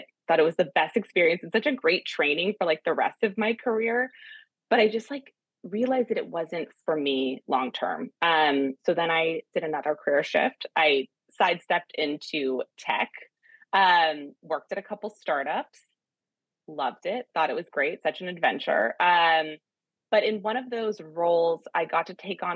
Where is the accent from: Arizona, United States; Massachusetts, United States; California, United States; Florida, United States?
California, United States; moved away as an adult; now in New York, United States; I'm from California